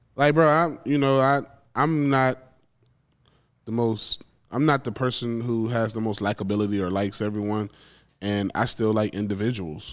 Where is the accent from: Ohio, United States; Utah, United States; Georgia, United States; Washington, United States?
Georgia, United States; Macon; moved away as an adult; now in Austin, United States; I was raised in Macon, Georgia